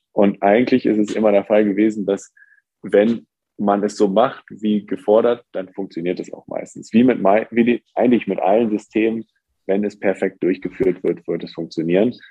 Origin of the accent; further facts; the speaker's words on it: Braunschweig, Lower Saxony, Germany; born there; now in Hamburg, Germany; obwohl Braunschweig meine Geburtsstadt ist. Es ist doch so, dass Hamburg für mich meine Heimat geworden ist